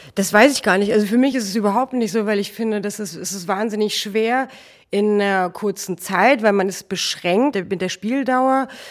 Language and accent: German; Hofgeismar, Hesse, Germany; now in Hamburg, Germany; ich komme aus der Nähe von Kassel, aus Hofgeismar.